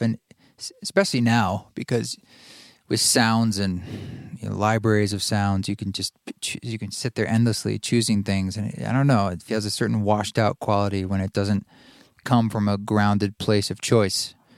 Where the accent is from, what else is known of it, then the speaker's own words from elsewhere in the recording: Salem, Oregon, United States; now in Boise, United States; you and I both grew up in Oregon. I grew up in Salem